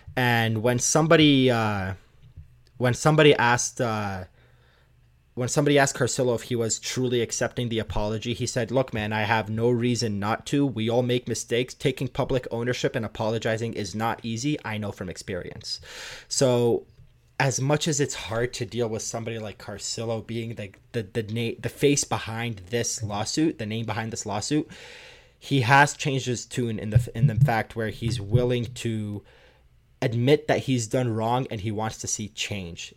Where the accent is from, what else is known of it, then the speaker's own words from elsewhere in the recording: Toronto, Ontario, Canada; I grew up in Toronto